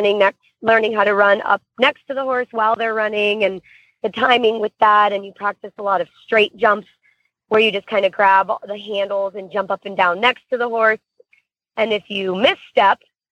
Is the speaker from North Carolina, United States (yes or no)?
no; Florida, United States; I'm from Florida, so I am used to heat